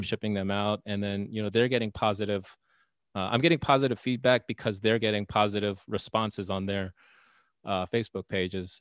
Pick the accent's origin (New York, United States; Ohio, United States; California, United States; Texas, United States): Texas, United States; also born or lived in Nevada; now in Indiana, United States; I grew up in Texas